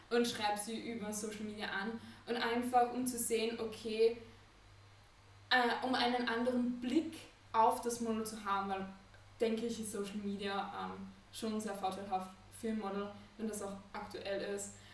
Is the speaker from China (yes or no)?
no; Vienna, Austria; also born or lived in Copenhagen; Ich bin Fotografin und AR-Designerin. Ich komme aus Wien, lebe aber auch, ähm, pendel zwischen Wien und Kopenhagen weil ich in beiden Städten Kunden und so weiter habe